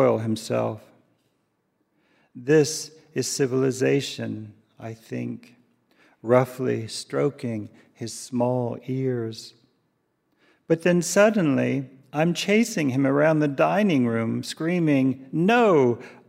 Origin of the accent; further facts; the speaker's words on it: the South, United States; moved away; also born or lived in Japan; as a young man growing up in the South